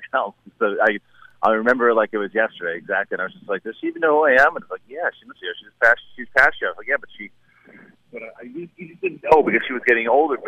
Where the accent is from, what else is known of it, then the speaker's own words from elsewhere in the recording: New York City, New York, United States; I'm from Queens